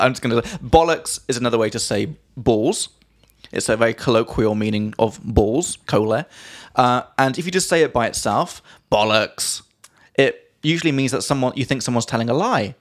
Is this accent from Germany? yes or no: no; England, United Kingdom; from England